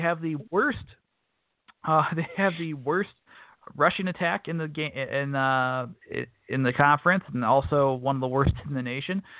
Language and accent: English; Milwaukee, Wisconsin, United States; also born or lived in Madison; We're coming to Milwaukee, everybody. Uh, really excited to come back to my hometown.